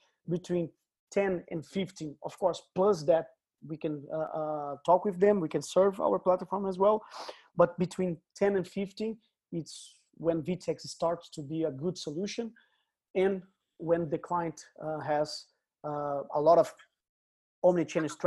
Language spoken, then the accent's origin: English; Brazil; English is a second language; moved away as an adult; now in United Kingdom; we can notice my accent. I'm from Brazil.